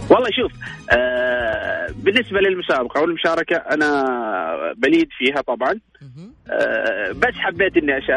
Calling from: Al-Kharj, Riyadh Province, Saudi Arabia; من محافظة الخرج

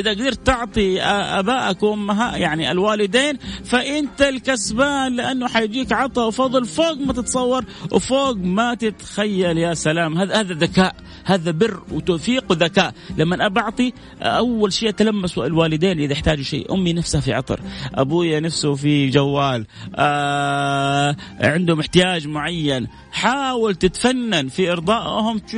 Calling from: Riyadh, Riyadh Province, Saudi Arabia; وانا جايكم من الرياض وقاعد اسمعك من التطبيق

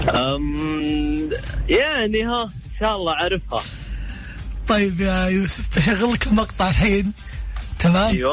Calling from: Tabuk, Tabuk Province, Saudi Arabia; انا اكلمك من السعوديه من من السعوديه من تبوك من تبوك

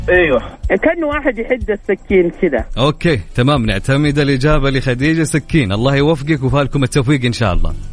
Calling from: Medina, Medina Province, Saudi Arabia; من المدينه المنوره

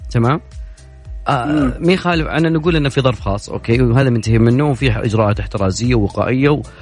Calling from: Jeddah, Makkah Province, Saudi Arabia; من جده انا انا جدا فخور بجده انها اخذت اعلى المراكز في الالتزام والوعي بهذا الموضوع

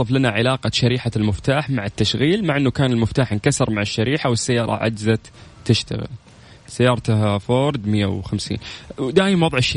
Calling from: Riyadh, Riyadh Province, Saudi Arabia; طيب مساء الأنوار أنا آه. … من الرياض

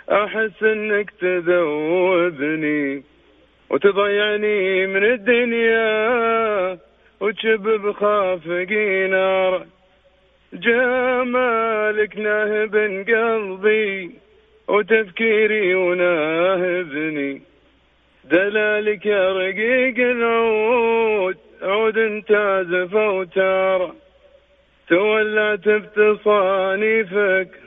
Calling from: Jeddah, Makkah Province, Saudi Arabia; اكلمك آه، من جده

